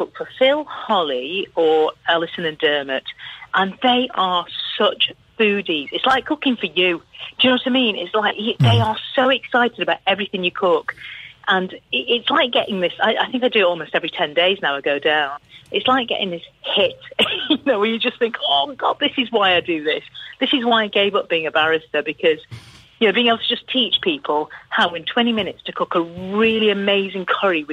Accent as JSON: {"language": "English", "town": "Liverpool", "region": "North West England", "country": "United Kingdom", "tie": "born or raised there", "said": "that's my hometown"}